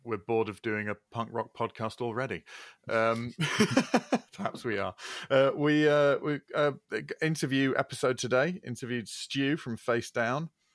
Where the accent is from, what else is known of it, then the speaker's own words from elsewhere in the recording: Leeds, Yorkshire and the Humber, United Kingdom; growing up in Leeds